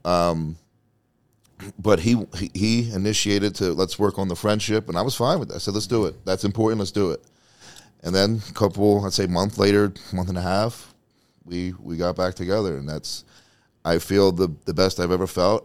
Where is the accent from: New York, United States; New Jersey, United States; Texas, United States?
New Jersey, United States; also born or lived in Tampa, Florida; now in Las Vegas, United States; I'm from Jersey